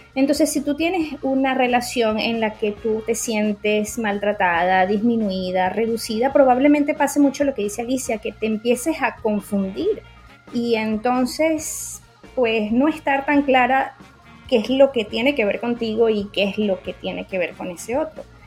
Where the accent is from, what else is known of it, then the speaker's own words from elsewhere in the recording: Venezuela; soy médico psiquiatra venezolana y psicoterapeuta